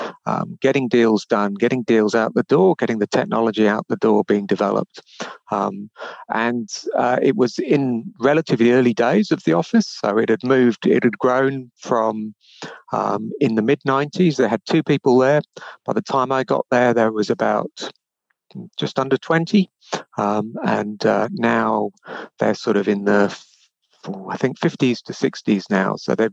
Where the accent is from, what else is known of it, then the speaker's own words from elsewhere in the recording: United Kingdom; moved away as an adult; now in Melbourne, Australia; you'll recognize that I'm not originally from Australia. So I was originally from the UK, spent 10 years as a research scientist there at an agricultural research institute.